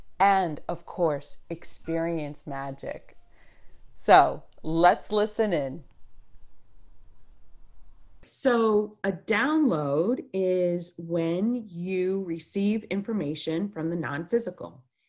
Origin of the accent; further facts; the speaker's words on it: Chicago, Illinois, United States; born there; I was born in Chicago, Illinois, in 1969, and I would say I was always a sensitive child and intuitive.